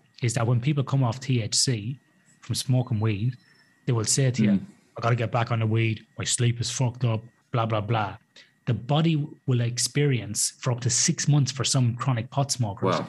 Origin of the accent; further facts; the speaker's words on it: Athlone, Westmeath, Ireland; now in Perth, Australia; growing up in Athlone in Ireland